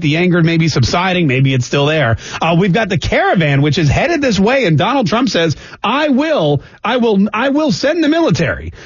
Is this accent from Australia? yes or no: no; Canada; now in Jacksonville, United States; I'm Canadian